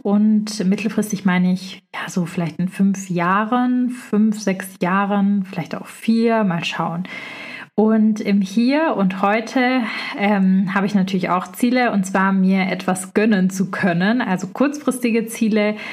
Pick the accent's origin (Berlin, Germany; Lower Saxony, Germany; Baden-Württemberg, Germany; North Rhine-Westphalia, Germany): Baden-Württemberg, Germany; Stuttgart; sind so in Speckgürtel von Stuttgart, wo ich herkomme auch